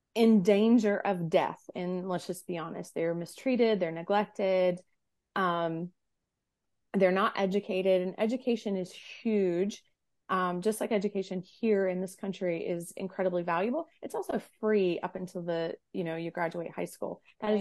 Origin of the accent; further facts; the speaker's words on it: United States; an American-born, American-raised individual